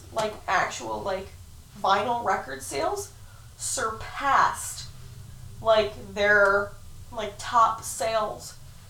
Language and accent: English; Massachusetts, United States; I'm from Massachusetts.